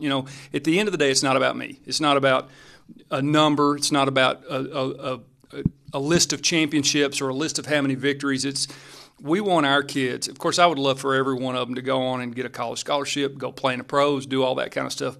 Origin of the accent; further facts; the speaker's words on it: McMinnville, Tennessee, United States; Like, I grew up here. You know, I'm from McMinnville.